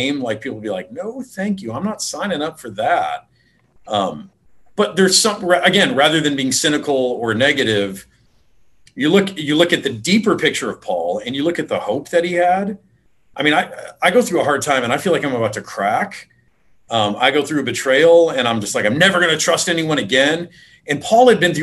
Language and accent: English; Detroit, Michigan, United States; I grew up in Detroit area